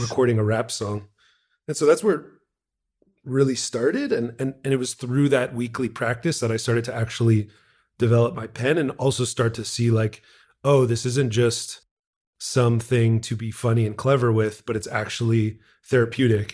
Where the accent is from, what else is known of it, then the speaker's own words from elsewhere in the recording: Montreal, Quebec, Canada; I'm from Montreal, Quebec, Canada. born and raised.